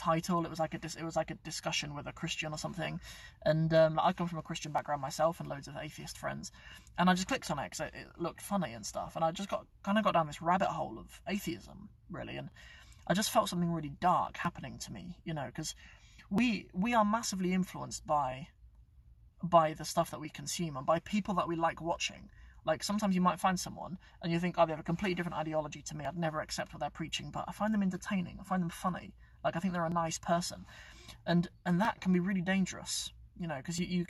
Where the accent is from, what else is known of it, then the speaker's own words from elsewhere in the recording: Cornwall, South West England, United Kingdom; moved away; also born or lived in Northampton; I'm actually from Cornwall. I grew up in Cornwall. I was born here in Northampton. I grew up in Cornwall.